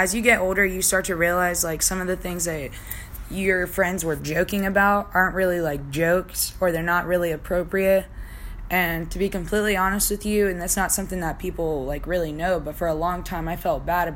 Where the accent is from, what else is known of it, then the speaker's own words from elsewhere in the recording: Virginia, United States; also born or lived in Brooklyn, New York / Hanover County, Virginia; most of my childhood memories are from Virginia.